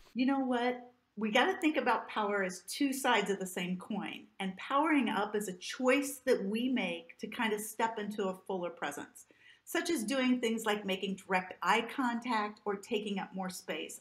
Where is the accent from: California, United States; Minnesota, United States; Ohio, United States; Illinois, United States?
Illinois, United States; Southern; I grew up in the Midwest in the United States, uh, in Southern Illinois